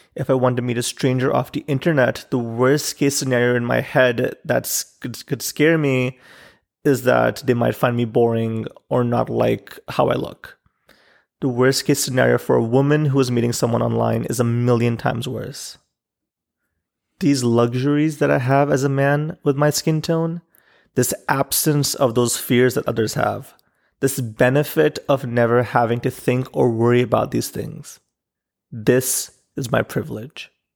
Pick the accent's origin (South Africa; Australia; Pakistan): Pakistan; Growing up in Pakistan